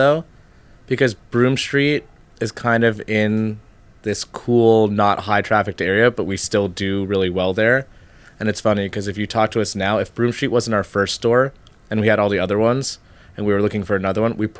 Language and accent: English; New York City, New York, United States; I'm from New York City.